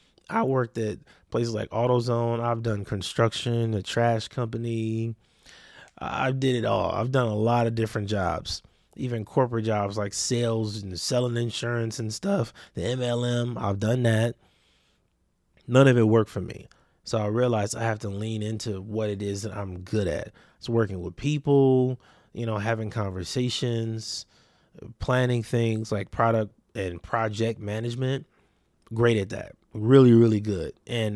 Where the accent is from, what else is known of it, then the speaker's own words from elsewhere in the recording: Compton, California, United States; also born or lived in Watts / Long Beach; And I grew up in Compton, Watts, Long Beach.